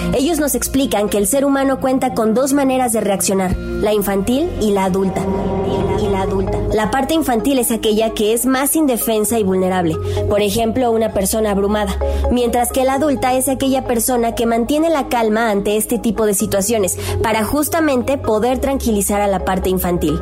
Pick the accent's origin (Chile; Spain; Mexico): Mexico; Nosotros como mexicanos